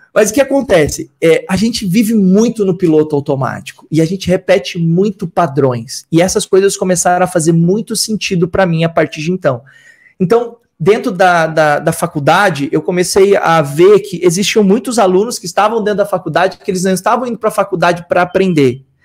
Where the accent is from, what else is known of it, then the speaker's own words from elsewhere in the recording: Rio Grande do Sul, Brazil; nasci no Rio Grande do Sul, sou filho de uma operária de fábrica e de um mecânico, e a minha jornada começa lá no Rio Grande do Sul